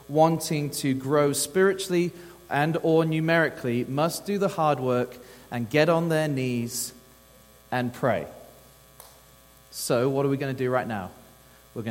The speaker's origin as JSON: {"language": "English", "region": "England", "country": "United Kingdom", "moved": "as an adult", "lives_now": "Texas, United States", "said": "I'm from the old land of England, and so that's where I'm from"}